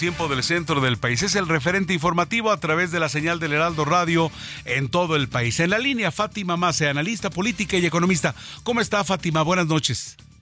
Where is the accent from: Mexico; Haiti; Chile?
Mexico; nosotros en México